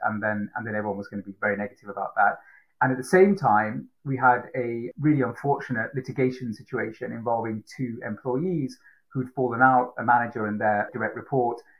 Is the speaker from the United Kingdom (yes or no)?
yes; Manchester, North West England, United Kingdom; also born or lived in Sri Lanka / Fiji; had a great childhood growing up in Manchester mainly